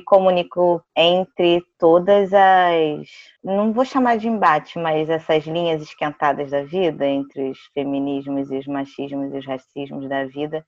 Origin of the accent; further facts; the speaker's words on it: Rio de Janeiro, Brazil; eu sou daqui do Rio de Janeiro, da capital mesmo